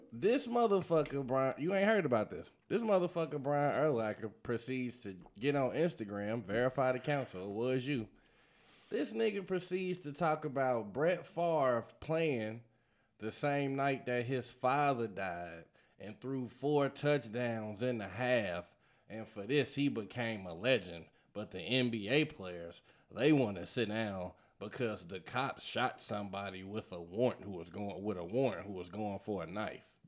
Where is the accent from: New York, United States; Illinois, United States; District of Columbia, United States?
Illinois, United States; Chicago; I'm from Chicago